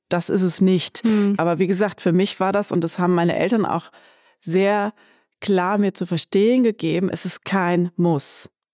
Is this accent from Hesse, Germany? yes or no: no; Bad Pyrmont, Lower Saxony, Germany; ich bin hier in Bad Pyrmont zur Schule gegangen